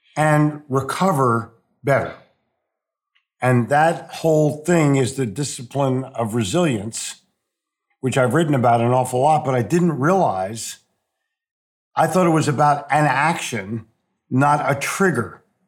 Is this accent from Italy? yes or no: no; Philadelphia, Pennsylvania, United States; born or raised there; moved away as an adult; also born or lived in New Jersey / New York City; now in Charlotte, United States